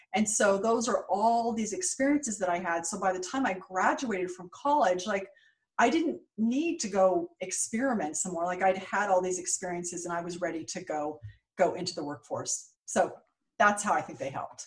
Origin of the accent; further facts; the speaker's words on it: San Jose, California, United States; moved away as an adult; also born or lived in New York; I grew up in San Jose, California, what, what is now Silicon Valley